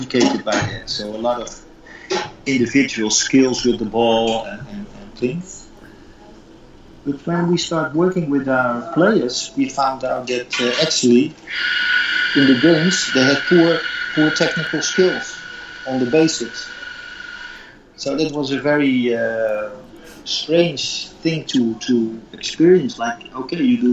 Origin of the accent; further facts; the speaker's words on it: Netherlands; moved away as an adult; also born or lived in Qatar; in Holland, where I come from